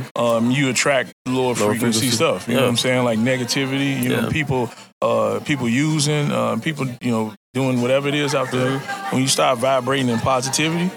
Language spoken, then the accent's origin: English; Chicago, Illinois, United States; now in Minnesota, United States; I'm from the streets of Chicago. I pretty much was out there for like 30 years.